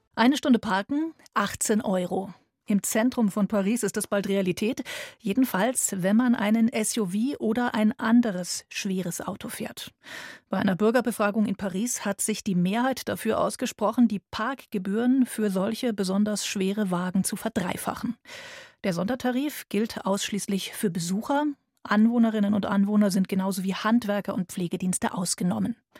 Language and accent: German; Bavaria, Germany; bei uns in Bayern